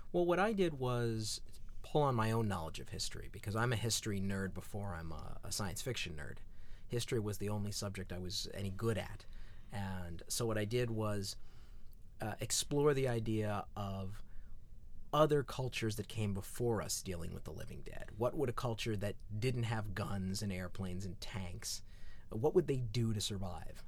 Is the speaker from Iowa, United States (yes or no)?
no; Southern California, United States; growing up in Southern California